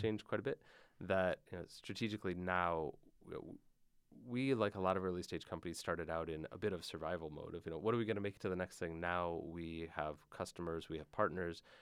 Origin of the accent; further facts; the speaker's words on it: Michigan, United States; I grew up in Michigan